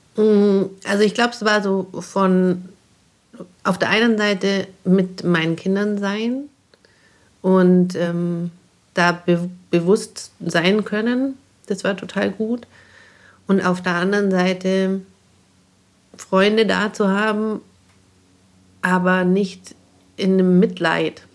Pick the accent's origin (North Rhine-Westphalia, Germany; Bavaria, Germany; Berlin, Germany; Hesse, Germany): Bavaria, Germany; bei uns in Bayern